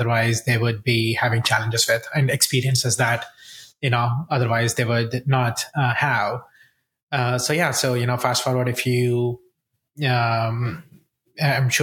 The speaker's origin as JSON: {"language": "English", "country": "India", "tie": "born or raised there", "also_born_or_lived": "Columbia, Missouri, United States", "moved": "as an adult", "lives_now": "United States", "said": "I grew up in India"}